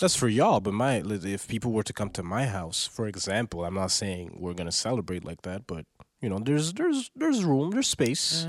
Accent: Montreal, Quebec, Canada; I was raised on music from the South, and I'm from Montreal

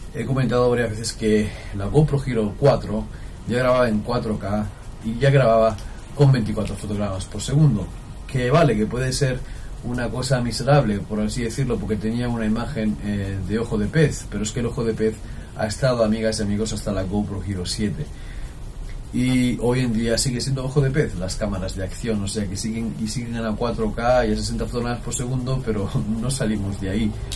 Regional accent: Jaraíz de la Vera, Extremadura, Spain; Jariza es uno de los nombres de mi pueblo, Jaraíz de la Vera, en Extremadura

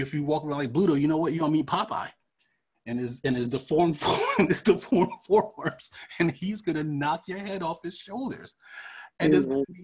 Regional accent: Freeport, New York, United States; moved away; I've lived in New York. And when I did live in New York, mostly we had our own police force

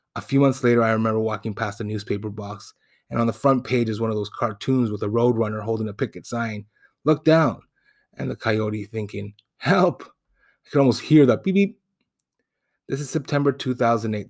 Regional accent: Toronto, Ontario, Canada; first language Spanish; I was born in Toronto, but raised in Spanish-speaking home

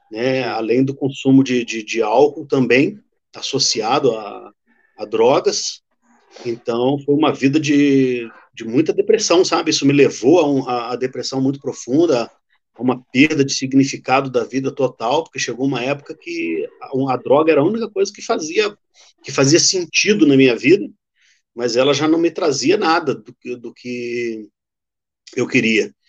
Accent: Rio de Janeiro, Brazil; Já deve ter dado para perceber pelo meu, meu sotaque que eu não sou daqui do Paraná, que eu sou lá do Rio.

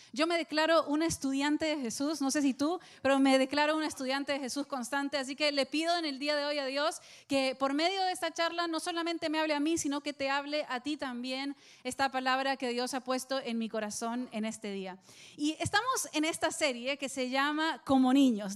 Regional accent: El Salvador; now in Miami, United States; estaba en El Salvador, en mi país

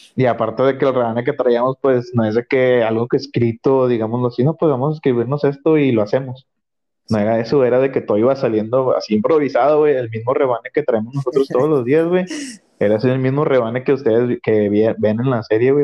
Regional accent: Nuevo León, Mexico; yo soy de Nuevo León

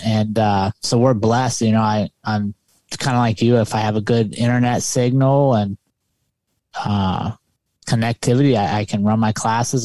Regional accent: United States; moved away; also born or lived in Colorado; I'm a city kid. I grew up outside of Washington, D C

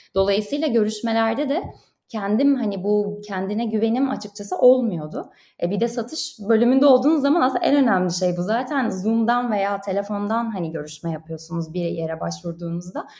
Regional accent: Turkey; moved away as an adult; now in Paris, France; bir Türk olarak

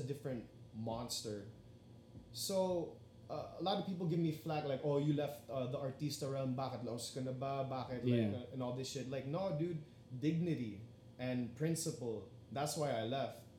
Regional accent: Las Vegas, Nevada, United States; now in Philippines; I was born and raised in Vegas

